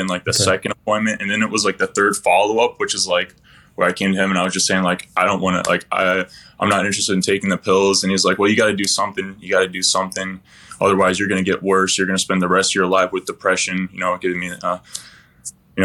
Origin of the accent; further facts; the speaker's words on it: Michigan, United States; I'm from Michigan